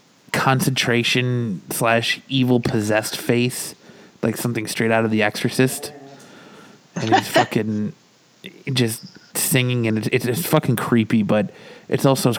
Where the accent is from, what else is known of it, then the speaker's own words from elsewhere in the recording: Michigan, United States; moved away; also born or lived in Florida; growing up in Michigan and always having mostly always having snow on Christmas